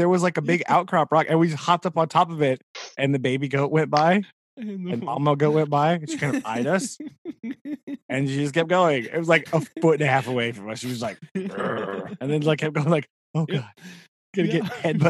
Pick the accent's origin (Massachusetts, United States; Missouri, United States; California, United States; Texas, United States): Missouri, United States; we're from Missouri.